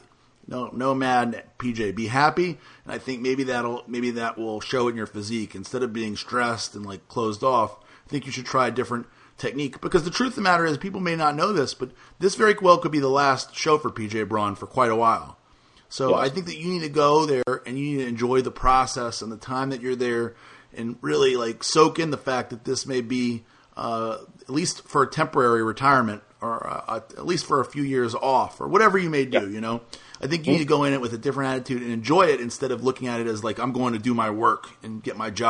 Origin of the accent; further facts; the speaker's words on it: New Orleans, Louisiana, United States; moved away; I grew up in New Orleans and went to all of the Louisiana bodybuilding shows